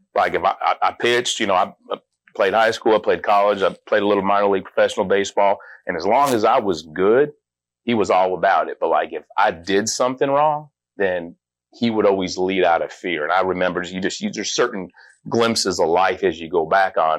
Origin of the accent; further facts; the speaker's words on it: Las Vegas, Nevada, United States; I grew up in Las Vegas